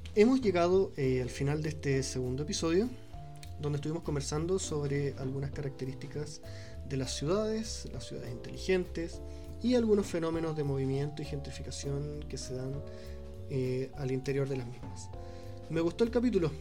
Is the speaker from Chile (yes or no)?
yes; Chile; Nosotros como chilenos